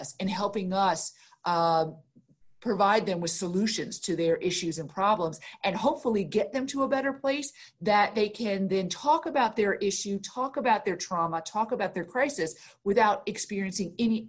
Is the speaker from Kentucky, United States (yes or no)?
no; Tampa, Florida, United States; I am from Tampa. I'm born and raised